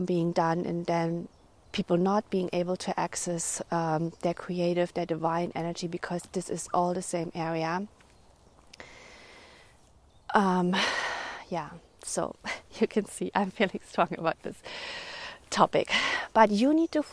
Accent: Germany; moved away; also born or lived in Netherlands; I grew up in Germany

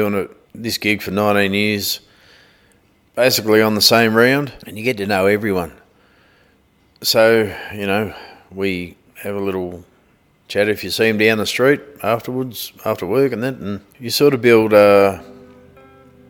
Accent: Wadawurrung country, Victoria, Australia; we're from Derrinallum, Streatham, Beaufort, Cowinjibora, all the way down to Queenscliff, Aries Inlet, Geelong, Meredith, Ballarat

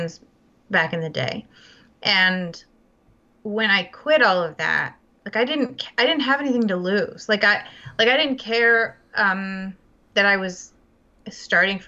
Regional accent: Charlotte, North Carolina, United States; moved away; I grew up in Charlotte, in Charlotte and North Carolina

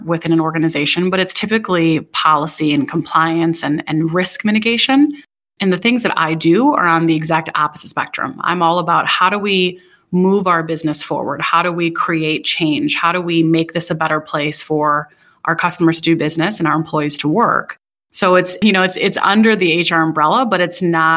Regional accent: Wisconsin, United States; So I grew up in Wisconsin, graduated University of Wisconsin-Madison

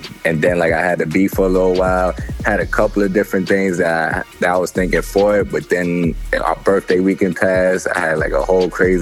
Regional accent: New York City, New York, United States; growing up in Brooklyn, New York

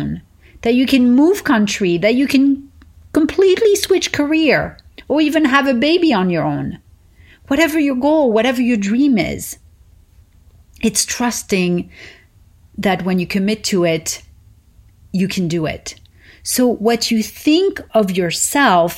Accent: Paris, Île-de-France, France; moved away; I learned growing up in Paris

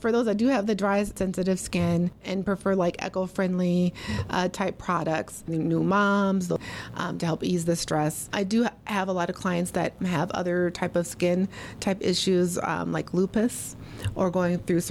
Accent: Minneapolis, Minnesota, United States; I am born and raised in Minneapolis, Minnesota

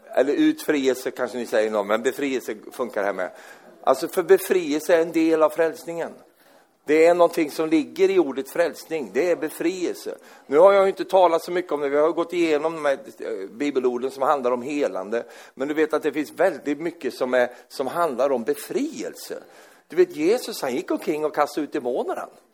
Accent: Sweden; Jag är svensk

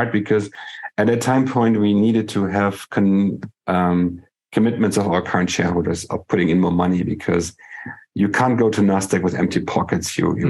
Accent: Germany

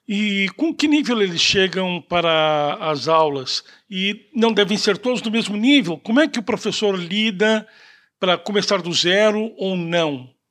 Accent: Brazil; a gente, como brasileiro, apanha para aprender português

